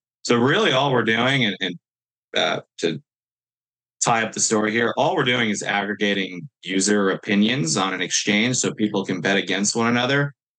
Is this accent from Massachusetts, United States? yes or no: no; New York, United States; I'm from New York